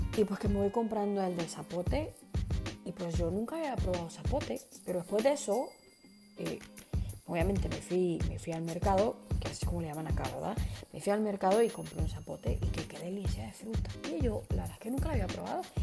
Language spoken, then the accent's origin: Spanish; Guatemala; como, como chapines